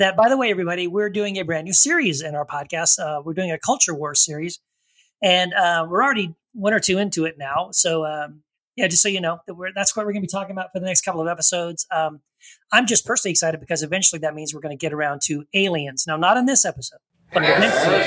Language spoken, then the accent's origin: English; Texas, United States; accent: Texas; now in El Paso, United States; you noticed I had a little bit of a Texas accent. I recently moved back to El Paso, Texas